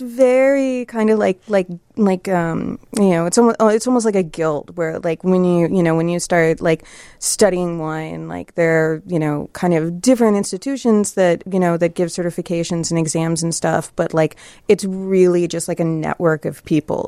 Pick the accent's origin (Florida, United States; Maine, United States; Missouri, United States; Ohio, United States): Ohio, United States; Columbus; I grew up in Columbus, Ohio